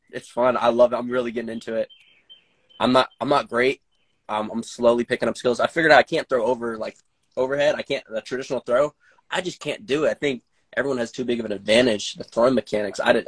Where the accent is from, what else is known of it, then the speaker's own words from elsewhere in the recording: Arizona, United States; I grew up in Arizona